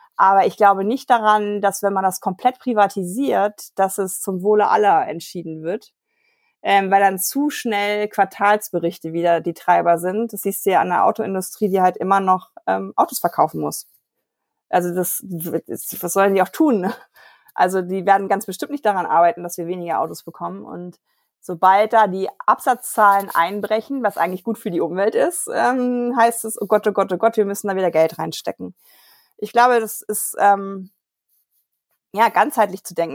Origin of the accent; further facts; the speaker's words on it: Germany; wir als Deutsche